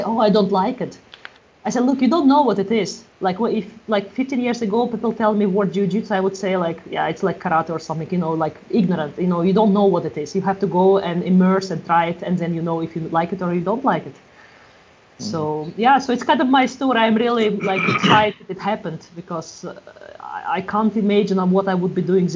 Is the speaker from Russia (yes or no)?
yes; Russia; moved away as an adult; also born or lived in Europe; now in Galway, Ireland; I'm from Russia, but past 15 years I've been a little bit around Europe, and past 5 years I've been around in Galway.